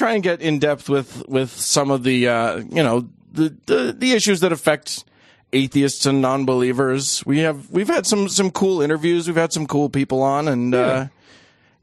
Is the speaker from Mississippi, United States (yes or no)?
no; Salt Lake City, Utah, United States; I was raised in Utah and Salt Lake City